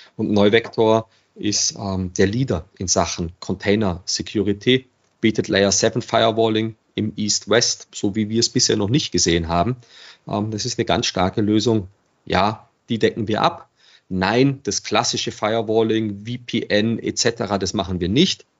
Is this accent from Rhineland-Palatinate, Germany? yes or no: no; Regensburg, Bavaria, Germany; now in Vienna, Austria; Ich bin gebürtiger Regensburger